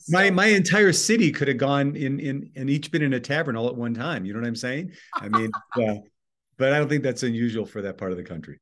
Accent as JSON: {"language": "English", "town": "Oconomowoc", "region": "Wisconsin", "country": "United States", "tie": "born or raised there", "said": "I was born in a little town in southeast Wisconsin, uh, 30 miles west of Milwaukee, called Oconomowoc, Wisconsin"}